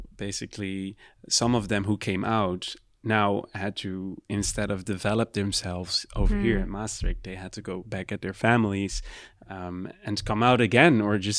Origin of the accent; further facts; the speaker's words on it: Curaçao; people who are coming from the island where I'm from Curacao in the Caribbean